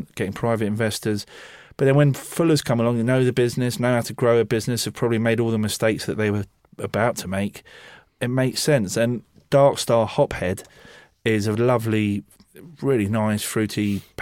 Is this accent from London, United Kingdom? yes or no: yes; London, United Kingdom; also born or lived in Sussex; I grew up in Chiswick and I went to university in Sussex